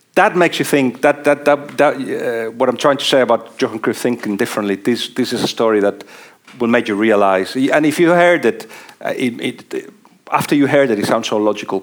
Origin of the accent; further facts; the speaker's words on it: Barcelona, Catalonia, Spain; moved away as an adult; also born or lived in Liverpool, England; I'm from Barcelona